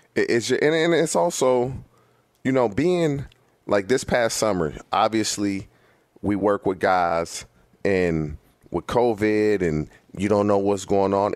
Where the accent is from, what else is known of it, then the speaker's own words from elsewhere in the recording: California, United States; been in California my entire life.